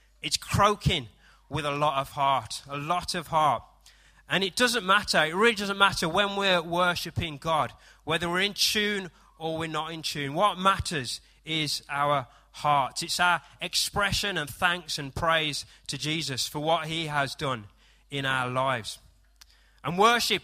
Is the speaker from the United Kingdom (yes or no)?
yes; United Kingdom; I am British